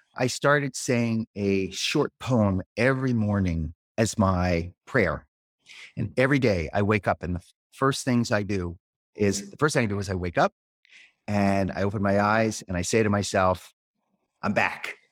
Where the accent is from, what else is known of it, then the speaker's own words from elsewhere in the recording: Philadelphia, Pennsylvania, United States; moved away as an adult; now in Peterborough, United States; I grew up in Philadelphia, where I lived for many years, uh, until I was about forty.